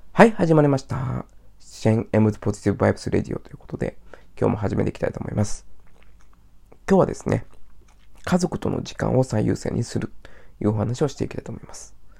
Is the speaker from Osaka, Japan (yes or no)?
yes; Osaka, Japan; moved away; 私は大阪出身なんですけど